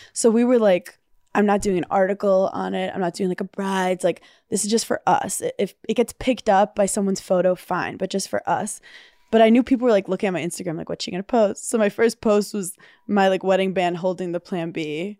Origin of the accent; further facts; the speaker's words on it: New York City, New York, United States; I'm a New Yorker, I don't drive.